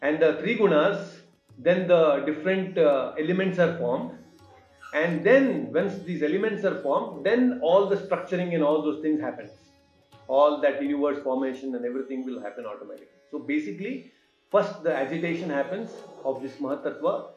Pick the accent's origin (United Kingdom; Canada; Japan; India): India; Hubli, Karnataka; Hubli, my hometown